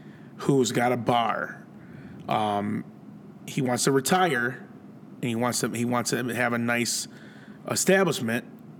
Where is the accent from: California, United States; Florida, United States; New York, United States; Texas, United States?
New York, United States; Buffalo; No, that ain't me. I'm from Buffalo.